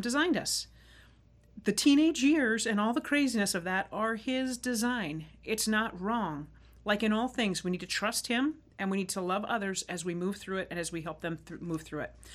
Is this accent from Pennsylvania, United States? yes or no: no; Arizona, United States; I grew up riding motorcycle in Arizona